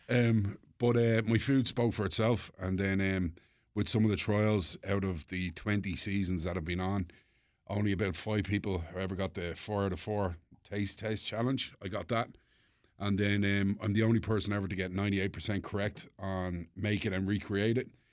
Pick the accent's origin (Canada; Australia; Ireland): Ireland; Dublin, Leinster; also born or lived in Paris, France; now in United States; I'm from Dublin